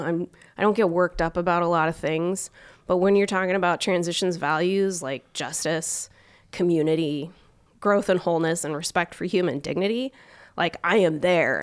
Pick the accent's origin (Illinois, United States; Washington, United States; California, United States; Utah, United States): Washington, United States; Omak; now in Spokane, United States; I'm from Eastern Washington, but I'm not originally from Spokane